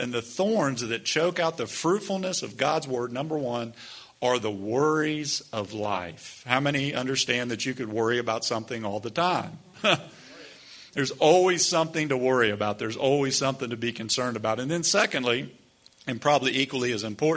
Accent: United States; as American Christians

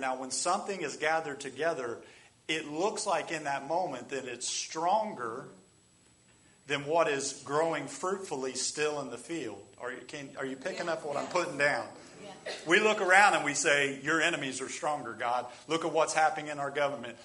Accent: United States; That's how we are as American Christians

